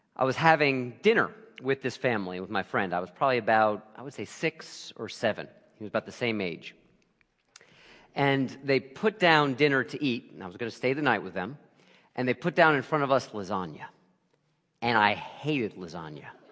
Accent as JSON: {"language": "English", "area": "Lehigh Valley", "region": "Pennsylvania", "country": "United States", "tie": "born or raised there", "also_born_or_lived": "Brooklyn, New York", "said": "I grew up in the Lehigh Valley"}